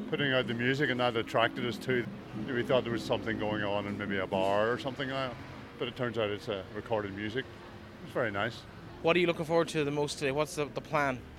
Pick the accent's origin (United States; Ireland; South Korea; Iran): Ireland; Leitrim Village, Leitrim; I'm from Leitrim Village and I am seven.